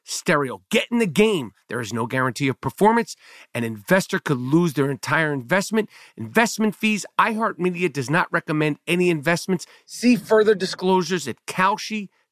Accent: New York City, New York, United States; we grew up in New York City. I've been around homosexuals, lesbians, trans my whole life

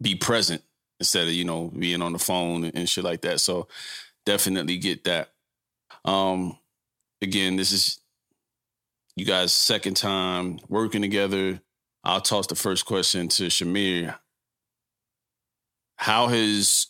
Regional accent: New York, United States; moved away; I'm from New York originally, but I've been gone so long and just, you know, traveling the world through, you know, the travels in the military

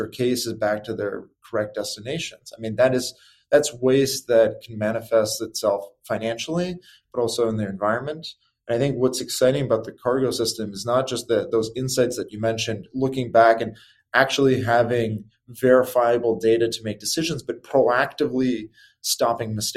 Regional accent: Chicago, Illinois, United States; moved away as an adult; also born or lived in California; growing up in Chicago was wonderful

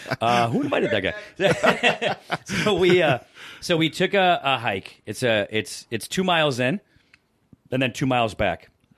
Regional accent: Syracuse, New York, United States; now in Los Angeles, United States; I grew up in Syracuse.

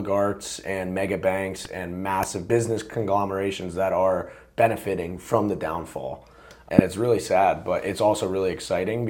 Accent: New Jersey, United States; I grew up in New Jersey.

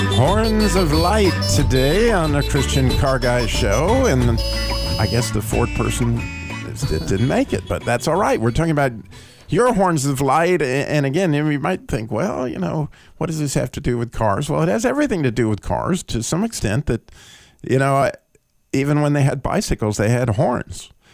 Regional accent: North Carolina, United States; I'm from North Carolina

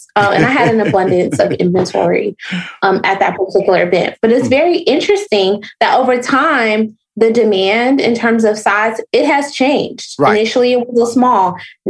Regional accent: Chicago, Illinois, United States; now in Atlanta, United States; I am originally from Chicago.

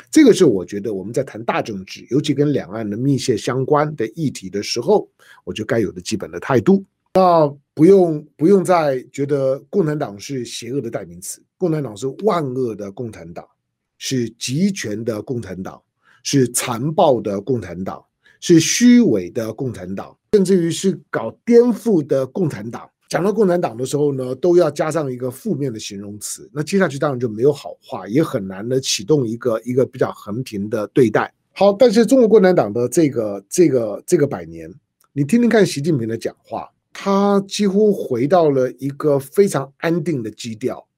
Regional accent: Taiwan; 我作为一个台湾土生土长的中国人

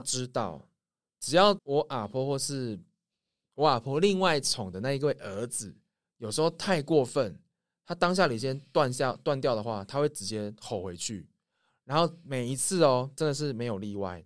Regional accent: Taiwan; 我们台湾人

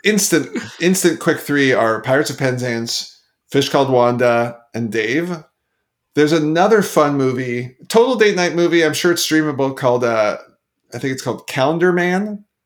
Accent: Canada; I'm Canadian

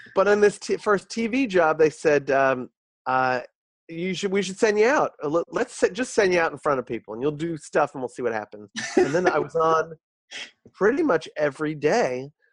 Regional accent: New York, United States; I uh, was born and bred in New York. I'm a New Yorker my whole life

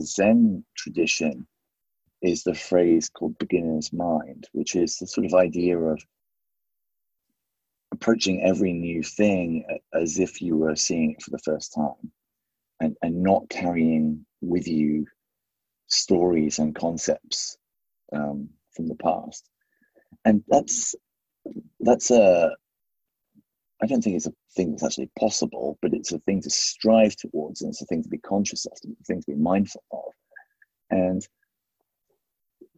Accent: just outside Leicester, East Midlands, United Kingdom; now in New York, United States; I grew up just outside Leicester

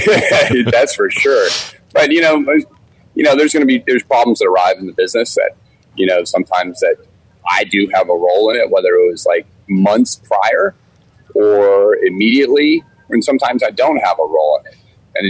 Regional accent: Germany; also born or lived in Washington, D.C., United States; as a kid, we traveled a lot, you know, growing up in Germany and then DC.

